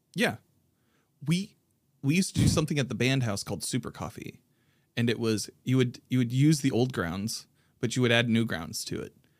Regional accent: Indianapolis, Indiana, United States; my hometown of Indianapolis, Indiana.

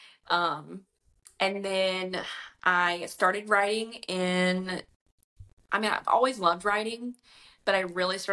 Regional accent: Louisiana, United States; I'm from Louisiana.

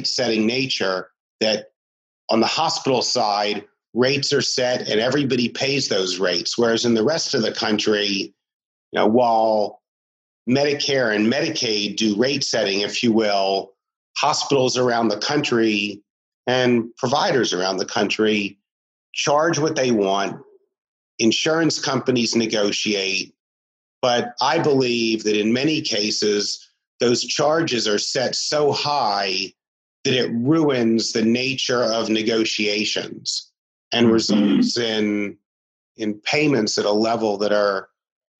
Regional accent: Maryland, United States; I'm from Maryland

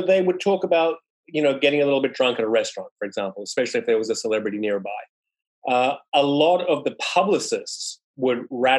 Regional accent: Sydney, New South Wales, Australia; moved away as an adult; now in New York City, United States; I'm an Aussie and I moved to New York City from Sydney in 1998.

